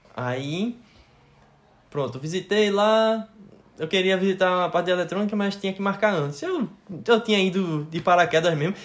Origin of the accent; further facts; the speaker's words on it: Recife, Pernambuco, Brazil; also born or lived in Latvia; eu disse que eu era de Recife